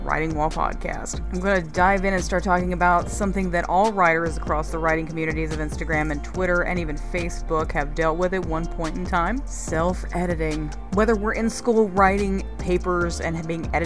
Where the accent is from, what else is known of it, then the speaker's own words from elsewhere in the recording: North Carolina, United States; from my home state of North Carolina